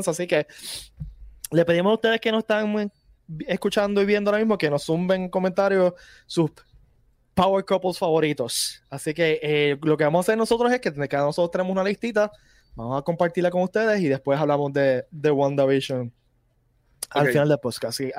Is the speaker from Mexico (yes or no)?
no; Cabo Rojo, Puerto Rico; yo, yo, que soy, de Cabo Rojo